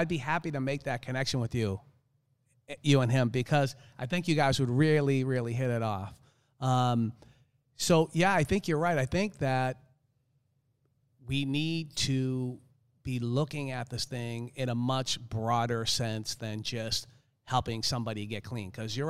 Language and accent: English; Boston, Massachusetts, United States; I live in South Florida now. I grew up in Boston, but I do not like the cold.